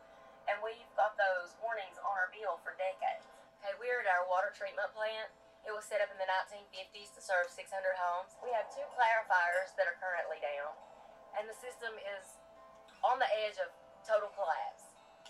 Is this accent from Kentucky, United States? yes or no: yes; Kentucky, United States; I'm from Martin County, Kentucky.